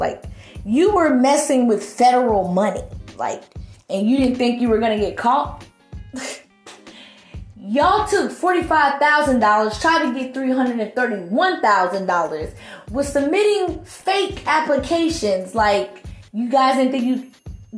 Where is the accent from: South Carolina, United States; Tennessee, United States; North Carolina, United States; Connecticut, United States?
North Carolina, United States; Charlotte; born or raised there